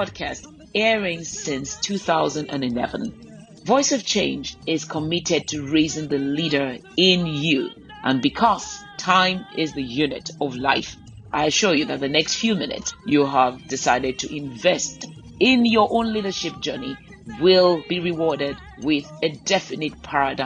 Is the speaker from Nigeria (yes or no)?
yes; Nigeria; I've been vested in being a Nigerian and I love my country so much